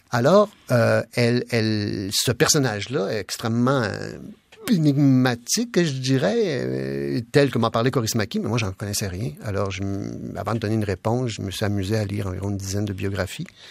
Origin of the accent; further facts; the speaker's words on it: Quebec, Canada; je suis québécois avant tout, je suis pas canadien, je suis québécois avant tout.